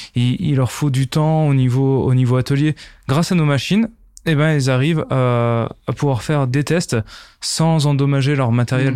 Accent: Nancy, Grand Est, France; Je suis originaire de Nancy et plus particulièrement du petit village qui s'appelle Bouxerodam à côté de Nancy

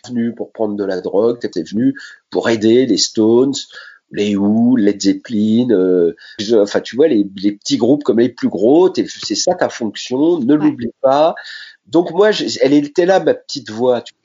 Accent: Sainte-Menehould, Grand Est, France; also born or lived in Châlons-en-Champagne; je suis né dans la Marne, à Sainte-Menou

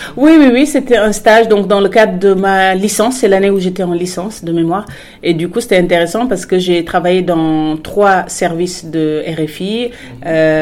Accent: Senegal; also born or lived in Morocco / Paris, France / Strasbourg, France / Amiens, France; now in France; j'avais déjà quitté le Sénégal, donc il y a déjà eu ce première, euh, cette première rupture euh, avec mon pays d'origine.

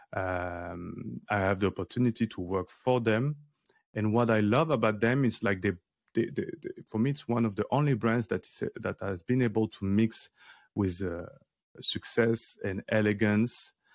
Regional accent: Paris, Île-de-France, France; I grew up in Paris in the eleventh arrondissement near to, to Bastille

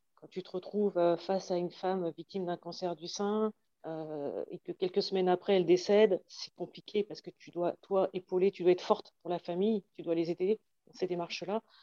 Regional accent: Magny-Cours, Bourgogne-Franche-Comté, France; j'ai grandi à Nevers-Manicourt, où il y avait euh, le circuit de F1

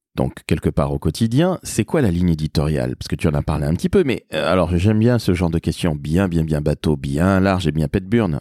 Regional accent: Toulouse, Occitania, France; moved away; also born or lived in Paris; chez moi à Toulouse, dont je suis originaire

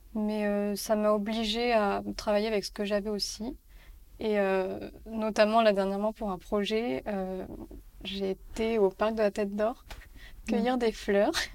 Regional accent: Paris, Île-de-France, France; also born or lived in Barcelona; j'ai grandi à Paris

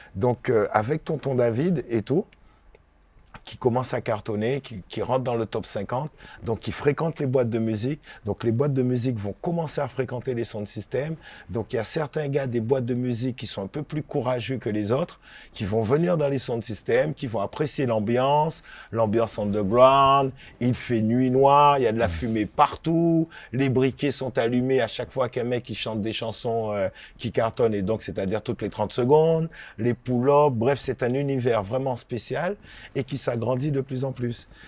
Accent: Guadeloupe; moved away as an adult; also born or lived in Saint-Ouen, France; je suis de la Guadeloupe

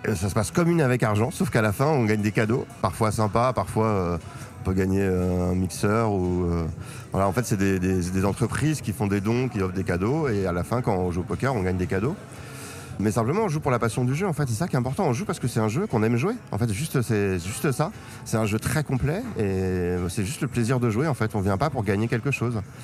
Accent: Paris, Île-de-France, France; d'où je viens Paris 14e jusqu'à mes 22 ans, enfin le Paris, région parisienne.

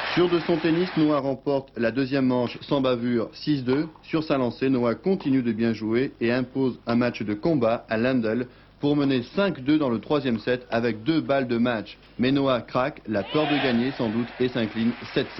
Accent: France; on est français

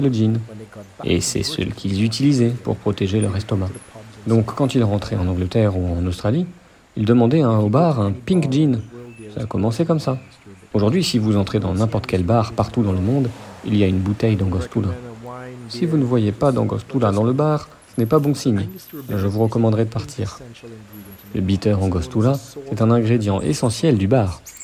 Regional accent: Trinidad & Tobago; J'ai grandi à Trinidad, à la campagne

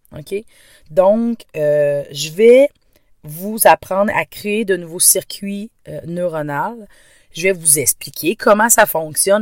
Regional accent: Quebec, Canada; accent: Québécois; Je viens du Québec. Donc oui, ne vous étonnez pas. Cet accent est bien un accent québécois.

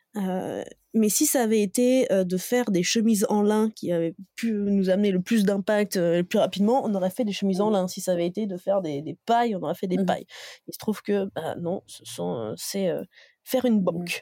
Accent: Dijon, Bourgogne-Franche-Comté, France; je viens de Dijon à la base

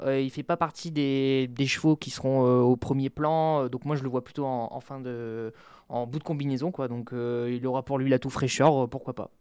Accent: Nord, Hauts-de-France, France; je suis du Nord

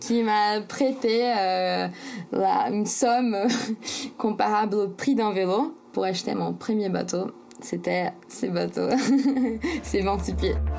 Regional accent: São Paulo, Brazil; French is a second language; moved away as an adult; j'ai grandi à São Paulo, c'est un peu comme la New York du Brésil.

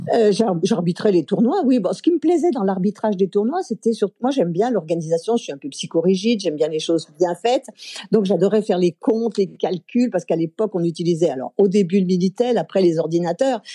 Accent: Chambéry, Auvergne-Rhône-Alpes, France; also born or lived in Aix-les-Bains; je suis née à Aix-les-Bains, en Savoie, et j'ai grandi à Chambéry

